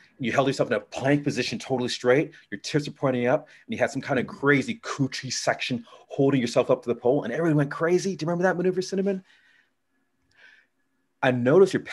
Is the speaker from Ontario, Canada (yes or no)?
yes; Toronto, Ontario, Canada; now in Chicago, United States; I'm from Toronto